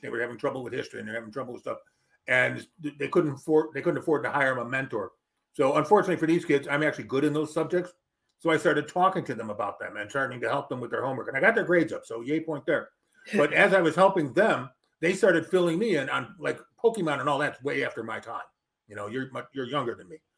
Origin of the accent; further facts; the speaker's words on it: Melrose Park, Illinois, United States; also born or lived in northern Wisconsin / Chicago, Illinois; I spent my early youth in uh, northern Wisconsin, but I grew up in Melrose Park, Illinois